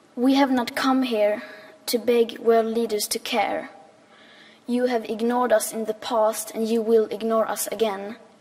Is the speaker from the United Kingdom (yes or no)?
no; Sweden; 15 years old and I'm from Sweden